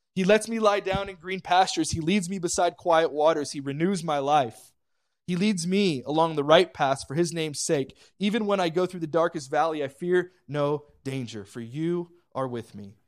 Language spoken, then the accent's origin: English; Orange County, California, United States; moved away as an adult; also born or lived in central Pennsylvania; We, we grew up in Orange County